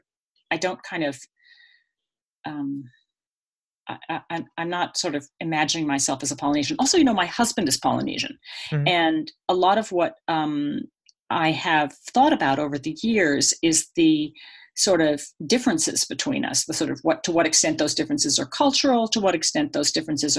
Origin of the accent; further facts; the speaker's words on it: Boston, Massachusetts, United States; moved away as an adult; also born or lived in Australia; I'm from Boston, and I went to the Pacific when I was in my 20s